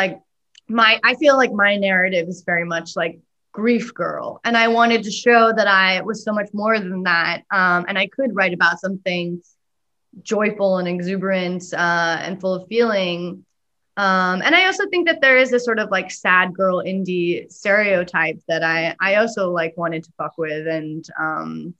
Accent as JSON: {"language": "English", "region": "Pacific Northwest", "country": "United States", "tie": "born or raised there", "said": "growing up in the Pacific Northwest"}